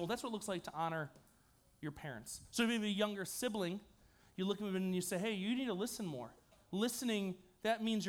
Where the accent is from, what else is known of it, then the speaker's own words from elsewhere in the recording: New York, United States; I'm from New York.